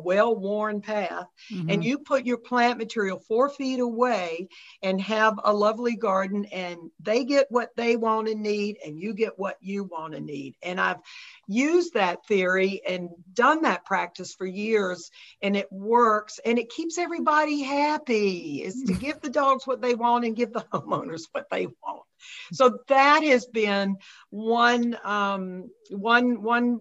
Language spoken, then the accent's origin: English; North Carolina, United States; now in Grosse Pointe, United States; I grew up in North Carolina and I still have all my family down there